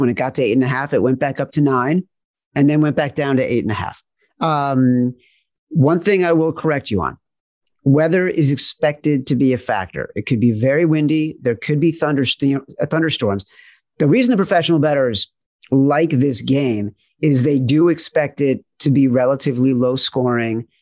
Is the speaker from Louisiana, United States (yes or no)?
no; Chicago North Shore suburbs, Illinois, United States; moved away as an adult; also born or lived in New York; as a Chicagoan, uh, northern Chicago and north shore of Chicago in the suburbs